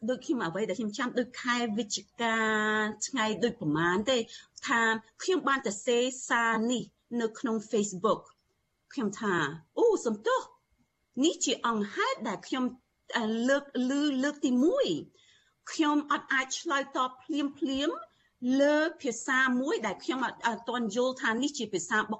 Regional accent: Phnom Penh, Cambodia; born or raised there; moved away

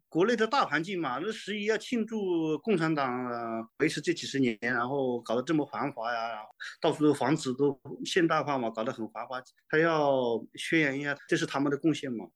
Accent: Hengshan, Hunan, China; moved away as an adult; now in Los Angeles, United States; 我是湖南人，湖南衡山人

